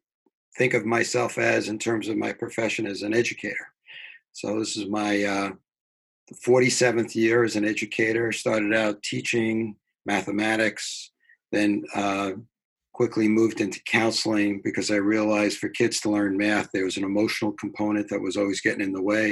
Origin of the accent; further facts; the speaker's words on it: New York City, New York, United States; also born or lived in Long Island, New York / Boston; Growing up in New York. At what part of New York? Brooklyn initially.